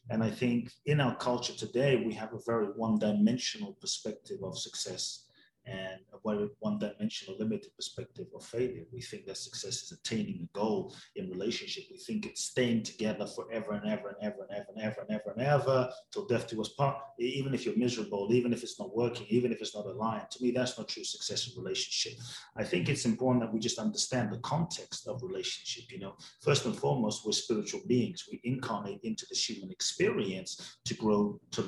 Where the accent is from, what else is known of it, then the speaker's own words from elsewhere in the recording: London, United Kingdom; also born or lived in Ghana; now in United States; Grew up in London, live in the US